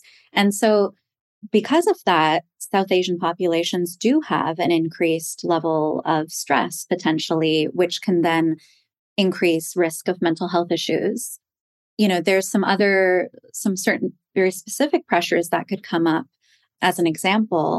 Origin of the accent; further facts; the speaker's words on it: Toronto, Ontario, Canada; now in Manhattan, United States; I was born in Toronto